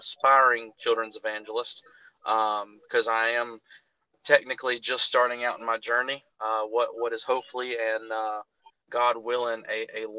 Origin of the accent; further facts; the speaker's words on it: Jonesboro, Arkansas, United States; moved away as an adult; now in North Carolina, United States; I was born and raised in Jonesboro, Arkansas.